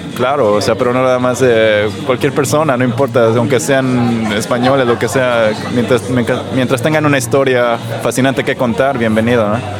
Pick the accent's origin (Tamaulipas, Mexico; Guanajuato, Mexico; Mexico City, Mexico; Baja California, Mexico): Mexico City, Mexico; moved away as an adult; now in Stockholm, Sweden; soy mexicano de la Ciudad de México y vivo en Estocolmo de hace cinco años